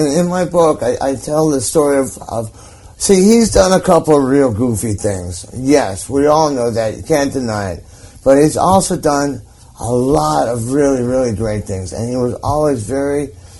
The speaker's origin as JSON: {"language": "English", "town": "Hollywood", "region": "California", "country": "United States", "tie": "born or raised there", "said": "In Hollywood."}